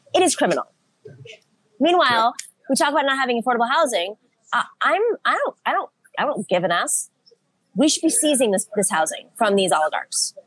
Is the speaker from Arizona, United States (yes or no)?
no; Buffalo, New York, United States; I grew up in Buffalo, New York